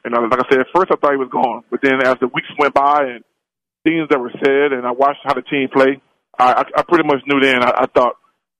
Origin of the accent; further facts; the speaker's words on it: Mobile, Alabama, United States; now in Atlanta, United States; I live in Atlanta, Georgia. Oh. I'm from Mobile, Alabama, which is a big University of Alabama hub.